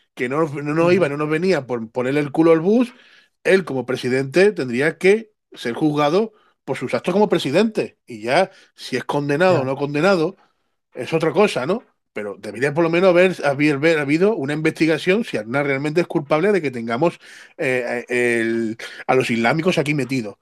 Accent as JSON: {"language": "Spanish", "town": "Cártama", "region": "Andalusia", "country": "Spain", "lives_now": "Algeciras, Spain", "said": "mi pueblo de Cártama"}